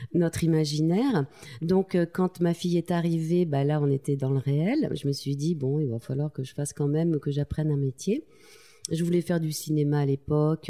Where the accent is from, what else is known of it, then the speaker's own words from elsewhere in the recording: Tulle, Nouvelle-Aquitaine, France; Je, viens de, la ville de Tulle en Corrèze. Euh, je suis née là-bas